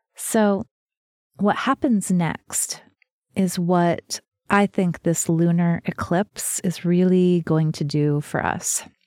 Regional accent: New Mexico, United States; I'm from New Mexico, where there are lots of snakes

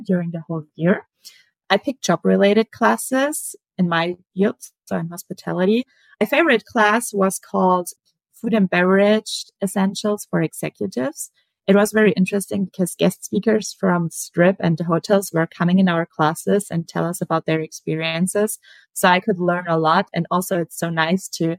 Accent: small town close to Munich, Bavaria, Germany; English is a second language; moved away as an adult; now in Las Vegas, United States; I'm from Germany. I grew up in a small town close to Munich.

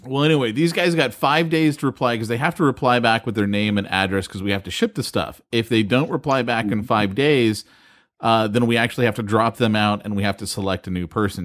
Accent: California, United States; I'm from California

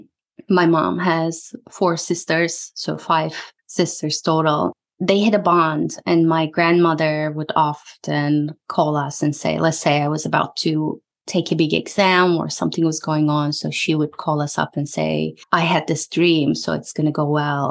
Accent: Turkey; moved away as an adult; now in Boston, United States; I grew up in Turkey. I moved here when I was 22 for my master's, for my MBA.

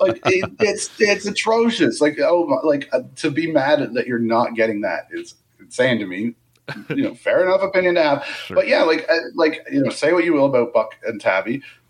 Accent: Canada; I think a lot of fans are like, it's October and we're from Canada.

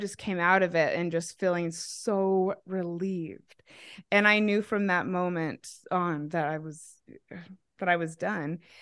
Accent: Mesa, Arizona, United States; moved away as an adult; also born or lived in Manti/Spanish Fork, Utah / Australia / Idaho; now in Denver, United States; I was raised in Mesa, so that would make me a Mesa Mormon.

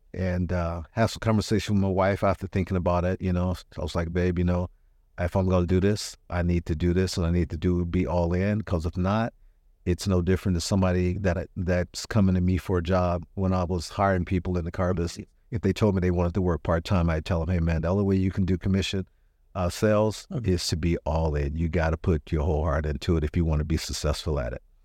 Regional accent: Richmond, California, United States; also born or lived in Arkansas; I was in the third grade when I got here, so I'm I'm really from Richmond

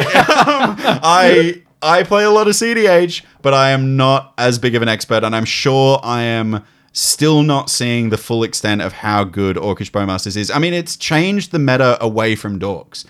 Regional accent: Gold Coast, Queensland, Australia; moved away; when I was a kid, I grew up on the Gold Coast.

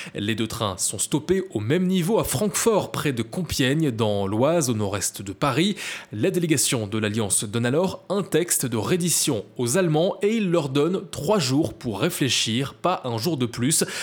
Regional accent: Belgium; à Spa, chez nous en Belgique

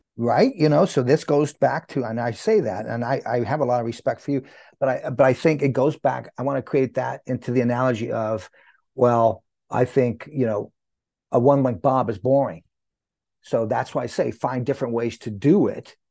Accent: Santa Cruz, California, United States; also born or lived in New Mexico; I grew up in Santa Cruz, California, uh, New Mexico first, then Santa Cruz, California.

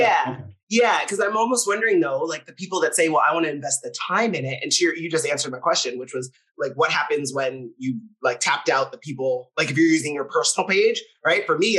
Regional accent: Minnesota, United States; I grew up in Minnesota though, Scott. So when I say certain things, and my mom has, I say mom in Minnesota, my mom has a crazy accent at all times.

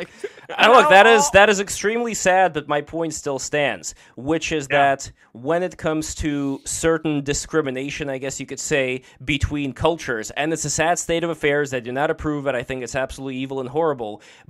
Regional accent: Russia; now in United States; Maybe it's because I was born in Russia and moved to America, so I wasn't born in America. I always felt kind of like an outsider.

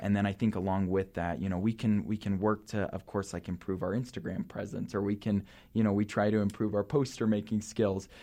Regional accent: Salt Lake City, Utah, United States; I grew up in Salt Lake City.

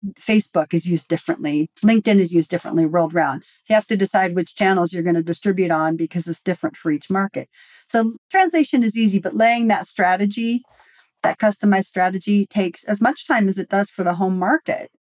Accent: United States; I am uniquely American

